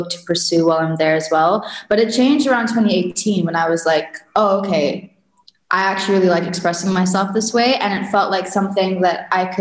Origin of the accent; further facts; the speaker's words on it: Sudan; moved away; also born or lived in Virginia; where I grew up in Sudan.